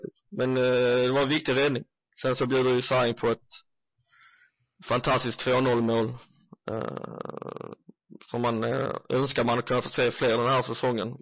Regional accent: Sweden; oss svenskar som följer Bundesliga

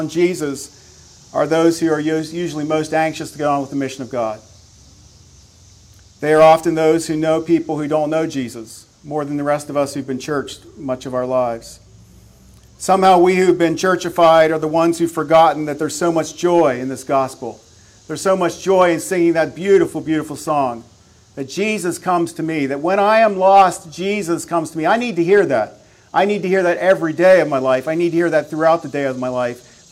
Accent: Belleville, Pennsylvania, United States; moved away as an adult; now in Lancaster County, Pennsylvania, United States; Heidi and I went back to Belleville yesterday, where we love to go home

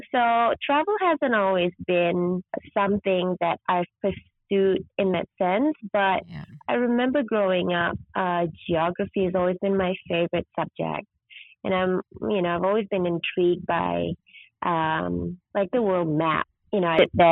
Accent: Kuala Lumpur, Malaysia; moved away as an adult; now in Sabah, Malaysia; I was born in Sabah, but when I was six, I actually my mom moved to Kuala Lumpur, so I grew up in the big city

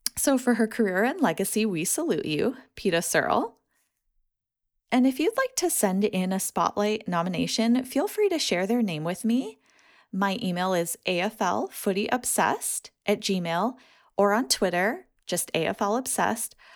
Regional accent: United States; As an American

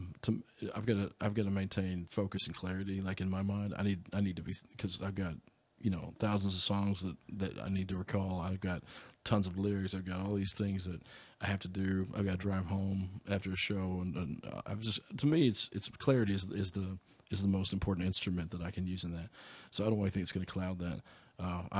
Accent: Arkansas, United States; I come from Arkansas

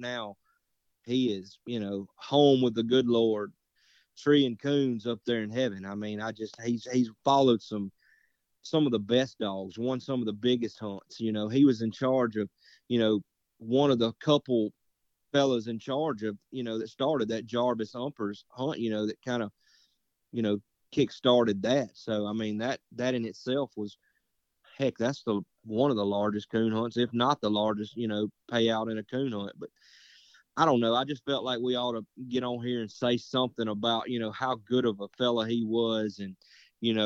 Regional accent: Morton, United States; I'm from Morton

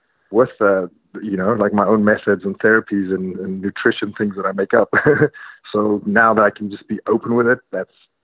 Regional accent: South Africa; moved away; I have a show coming up in South Africa in my hometown.

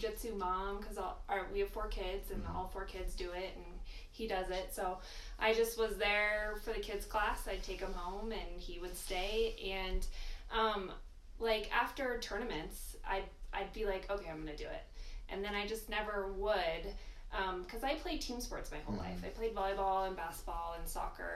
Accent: Colorado, United States; I'm a Colorado native

